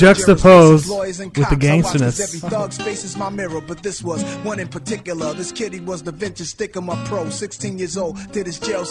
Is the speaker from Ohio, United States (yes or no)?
yes; Ohio, United States; I'm from Ohio.